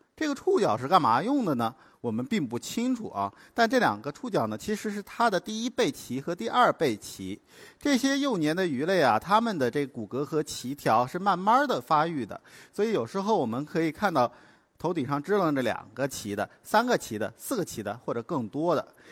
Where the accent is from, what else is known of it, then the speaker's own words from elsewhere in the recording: Hainan, China; 我是从小在海南生长的